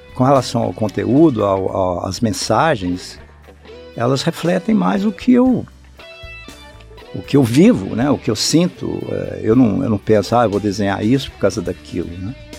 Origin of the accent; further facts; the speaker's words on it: Brasília, Federal District, Brazil; a minha família veio para cá, eu, eu tinha oito anos de idade. E eu cresci em Brasília